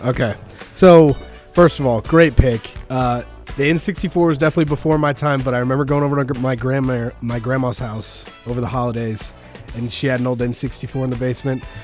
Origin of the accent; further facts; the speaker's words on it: Wichita, Kansas, United States; from Wichita originally